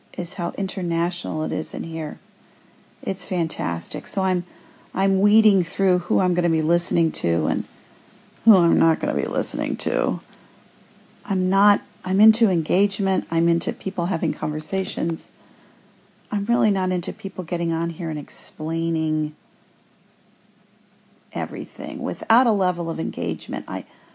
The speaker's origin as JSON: {"language": "English", "town": "Cincinnati", "region": "Ohio", "country": "United States", "said": "I'm from Cincinnati, Ohio"}